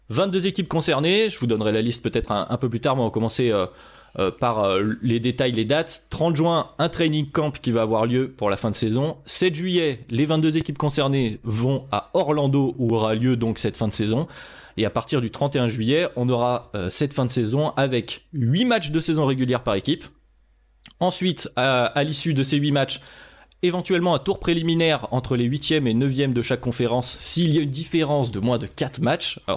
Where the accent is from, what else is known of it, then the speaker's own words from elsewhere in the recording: France; je suis français